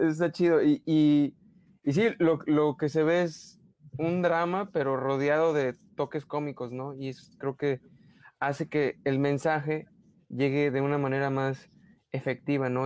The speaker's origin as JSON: {"language": "Spanish", "country": "Mexico", "accent": "Mexican", "said": "soy demasiado mexicano o, o, o este, sí, o que, o que, no sé, eh, o, a lo mejor mi acento es muy, muy demasiado"}